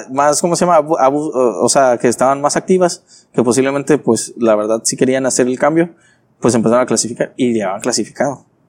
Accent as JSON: {"language": "Spanish", "town": "Tijuana", "region": "Baja California", "country": "Mexico", "tie": "born or raised there", "also_born_or_lived": "Ensenada", "said": "Originario soy de Tijuana."}